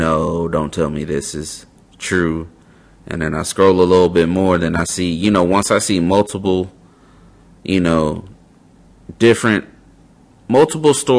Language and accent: English; West Coast, United States; moved away as an adult; also born or lived in South Carolina; I'm from the West Coast. All of my family is pretty much in California at the time